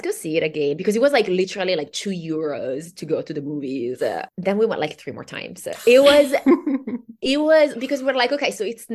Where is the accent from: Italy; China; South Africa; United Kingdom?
Italy; born or raised there; English is a second language; moved away